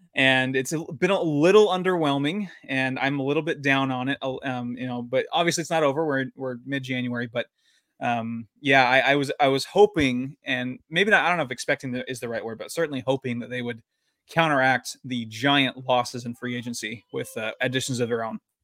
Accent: San Diego, California, United States; also born or lived in Utah; now in Washington, United States; my, my hometown Padres

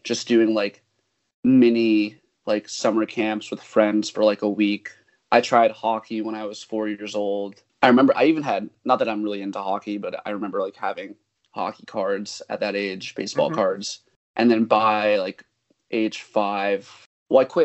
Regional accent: Mamaroneck, New York, United States; I'm from Mamaroneck in Westchester and around

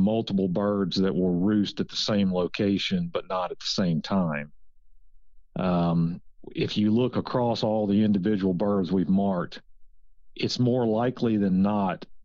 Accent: Virginia, United States; moved away as an adult; also born or lived in Mississippi / Louisiana; now in Georgia, United States; I grew up in Virginia, just a suburban kid that hunted with his dad on the weekends

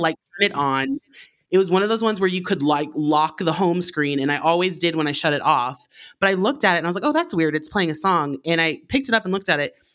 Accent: Alaska, United States; moved away; I'm from Alaska originally

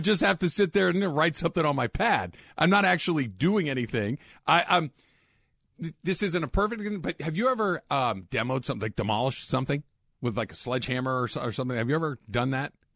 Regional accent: California, United States; as a Californian

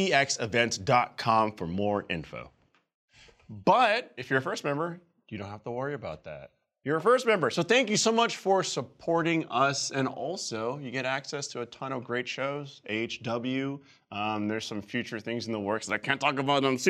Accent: San Francisco, California, United States; moved away; in my hometown, San Francisco

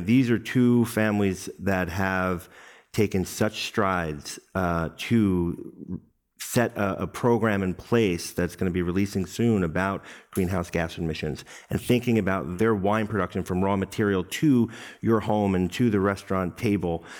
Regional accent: New York City, New York, United States; my hometown, Brooklyn, New York

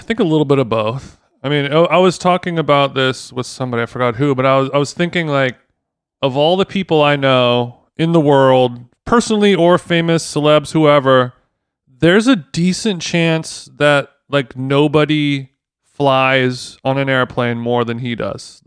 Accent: United Kingdom; now in Los Angeles, United States; as a Brit

